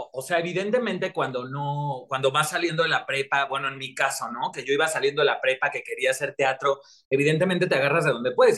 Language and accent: Spanish; Mexico